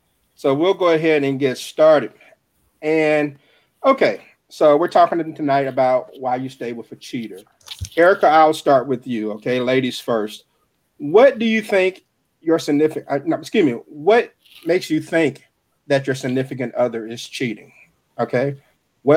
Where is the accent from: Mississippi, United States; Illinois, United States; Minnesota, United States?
Mississippi, United States; Jackson; From the 601 area code, my hometown of Jackson, Mississippi